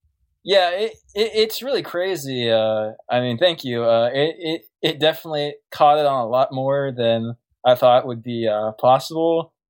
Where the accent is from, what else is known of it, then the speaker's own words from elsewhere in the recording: Pittsburgh, Pennsylvania, United States; I'm from Pittsburgh.